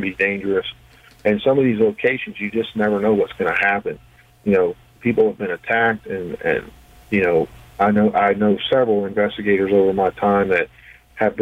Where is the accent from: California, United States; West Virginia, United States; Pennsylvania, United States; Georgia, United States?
West Virginia, United States; my home state of West Virginia